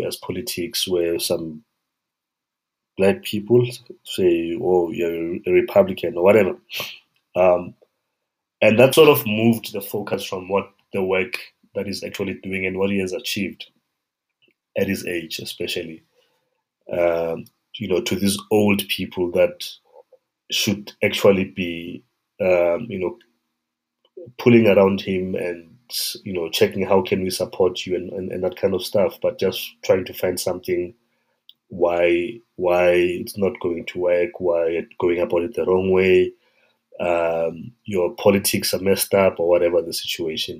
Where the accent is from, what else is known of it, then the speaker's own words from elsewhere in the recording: South Africa; a South African person and a child that grew up in this environment